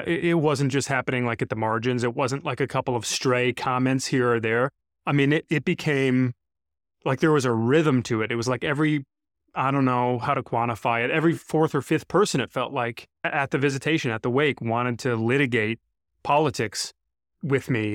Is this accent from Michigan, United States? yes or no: yes; Brighton, Michigan, United States; this local church in my hometown in Brighton, Michigan, where I grew up